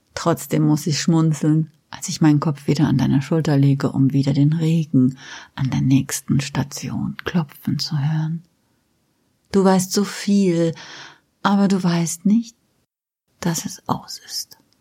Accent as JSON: {"language": "German", "area": "Westerwald", "region": "Rhineland-Palatinate", "country": "Germany", "tie": "born or raised there", "also_born_or_lived": "Mainz / Frankfurt", "moved": "yes", "said": "ich bin auf dem Land aufgewachsen"}